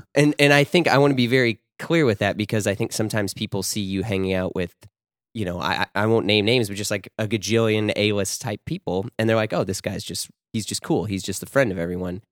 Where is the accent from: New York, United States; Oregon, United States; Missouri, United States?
Missouri, United States; Florissant; also born or lived in Baldwin, Missouri; I grew up in Ferguson, Florissant